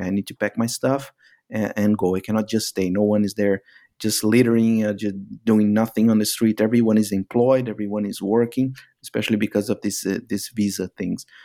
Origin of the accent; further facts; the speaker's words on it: Brazil; moved away as an adult; also born or lived in Middle East; I was actually pushed from Brazil to work abroad because of these uh, economic cycles that happen from time to time in in Brazil